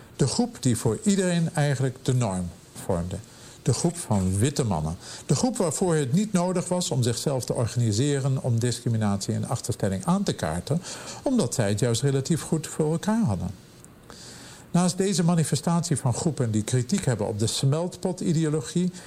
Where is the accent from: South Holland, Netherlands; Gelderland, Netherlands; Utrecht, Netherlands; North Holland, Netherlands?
North Holland, Netherlands; Amsterdam; moved away as an adult; now in Pittsburgh, United States; bij ons in Amsterdam